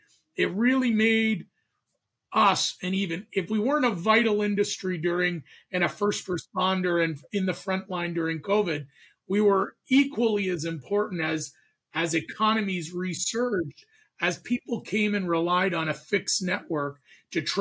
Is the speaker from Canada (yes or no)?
yes; Canada; moved away as an adult; now in United States; I'm a Canadian